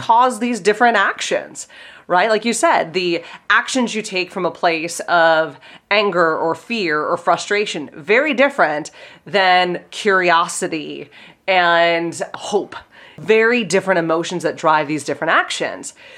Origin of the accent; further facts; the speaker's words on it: Pittsburgh, Pennsylvania, United States; I'm from Pittsburgh and I have a funny accent